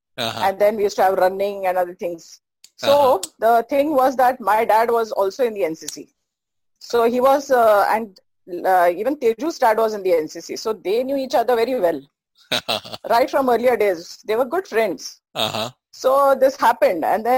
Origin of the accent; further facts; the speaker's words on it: Belgaum, Karnataka, India; I have studied in Belgaum, born and brought up in Belgaum.